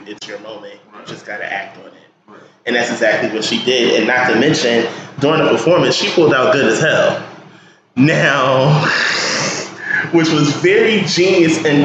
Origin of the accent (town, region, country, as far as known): Newark, New Jersey, United States; born or raised there